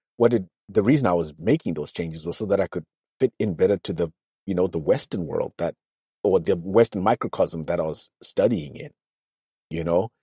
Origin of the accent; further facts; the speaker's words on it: Zimbabwe; accent: nasal accent (Nose Brigade); I was in my home country